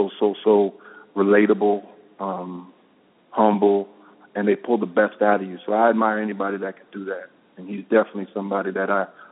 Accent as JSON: {"language": "English", "region": "East Coast", "country": "United States", "said": "But I come from the East Coast, so I respect people that are sick with the pen."}